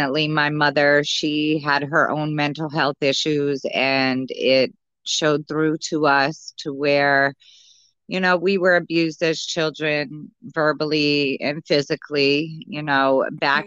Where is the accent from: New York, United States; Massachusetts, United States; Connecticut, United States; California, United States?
Connecticut, United States; moved away as an adult; now in Florida, United States; I'm originally from Connecticut